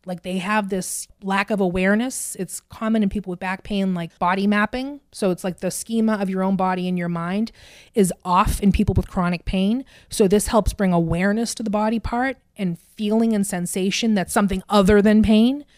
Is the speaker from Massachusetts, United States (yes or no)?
yes; Burlington, Massachusetts, United States; I grew up in Burlington